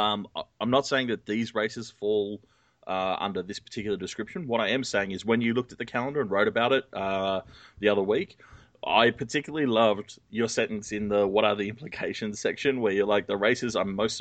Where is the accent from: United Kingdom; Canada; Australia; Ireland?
Australia; I'm also Australian